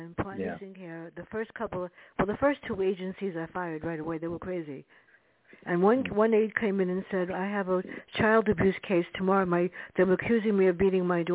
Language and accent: English; New York City, New York, United States; us growing up in the South Bronx